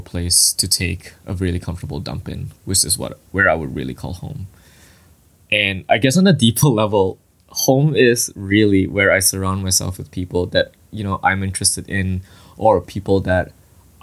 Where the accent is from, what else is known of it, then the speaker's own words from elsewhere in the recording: Kota Kemuning, Selangor, Malaysia; moved away as an adult; now in Ottawa, Canada; I was born and raised in Malaysia in a town called Kota Kemuning in the state of Selangor